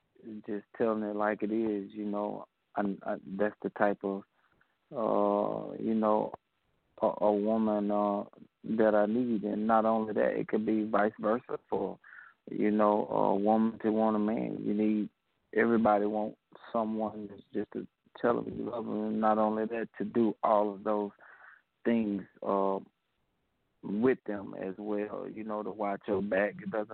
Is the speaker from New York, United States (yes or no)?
no; Mississippi, United States; Well, I'm calling from Mississippi.